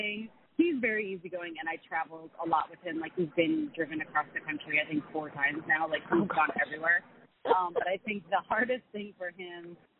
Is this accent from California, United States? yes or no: yes; California, United States; Pasadena, California, which is where I lived. I grew up in California.